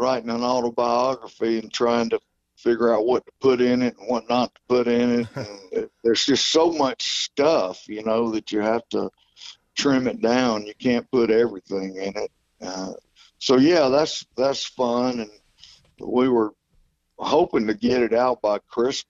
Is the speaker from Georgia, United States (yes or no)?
yes; Georgia, United States; I'm from Georgia